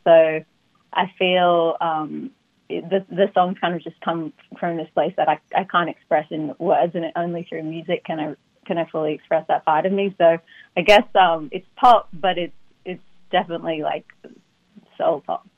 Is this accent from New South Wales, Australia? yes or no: yes; Sydney, New South Wales, Australia; born or raised there; moved away as an adult; now in United States